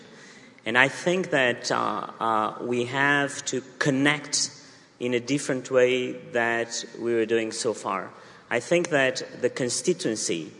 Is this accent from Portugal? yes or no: yes; southern Portugal, Portugal; moved away as an adult; I come from a poor family from the south of Portugal